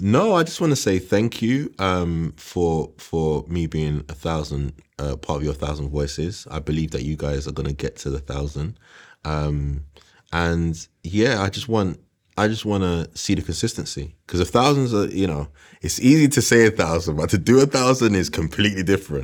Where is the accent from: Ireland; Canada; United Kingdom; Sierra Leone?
United Kingdom; London; I grew up on West Green Road